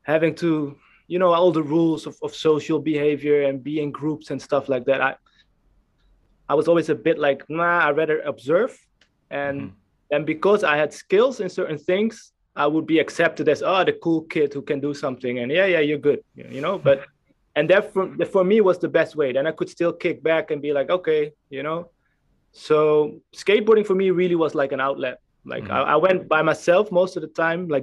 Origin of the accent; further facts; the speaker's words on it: Amstelveen, North Holland, Netherlands; in the neighborhood we lived, I'm from Amstelveen, which is close to Amsterdam, Amsterdam